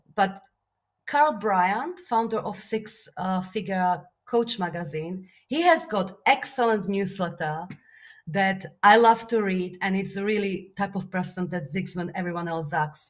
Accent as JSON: {"language": "English", "country": "Slovakia", "tie": "born or raised there", "second_language": "English", "moved": "yes", "said": "my Slovakia is my home country"}